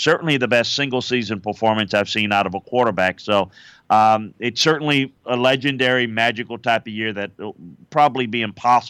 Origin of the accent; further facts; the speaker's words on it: Louisiana, United States; Yeah, I grew up in South Louisiana in a little town between Baton Rouge and New Orleans, and grew up going to LSU games with my mother, my father, my brother